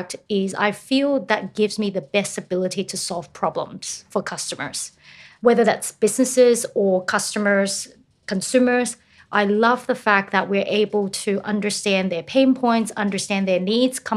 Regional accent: United States; moved away as an adult; now in Sydney, Australia; I grew up in the States

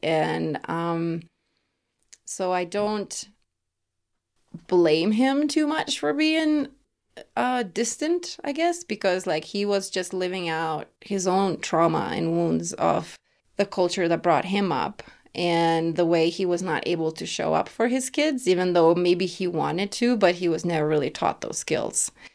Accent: Lithuania; English is a second language; now in Denver, United States; growing up in Lithuania with a single mom

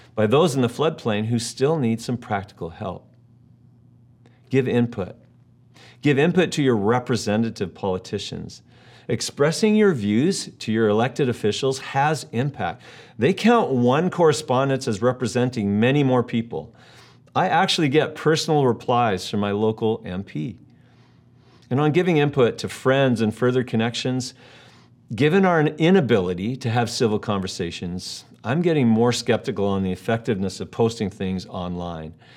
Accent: United States; now in Canada; I was born in the United States

